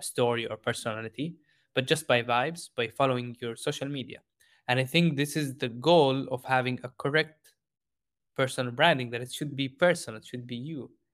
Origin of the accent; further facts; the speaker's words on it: Jordan; moved away; I grew up in Jordan